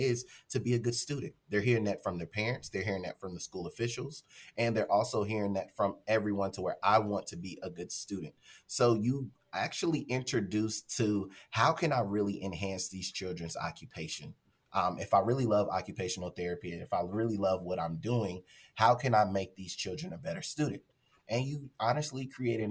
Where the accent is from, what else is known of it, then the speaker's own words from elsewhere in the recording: Charlotte, North Carolina, United States; moved away as an adult; now in Fort Worth, United States; I'm originally from Charlotte, North Carolina.